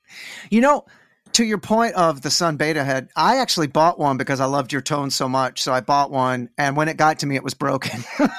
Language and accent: English; Dallas, Texas, United States; I'm from Dallas.